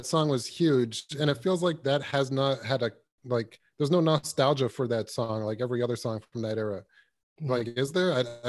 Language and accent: English; Canada; I'm Canadian.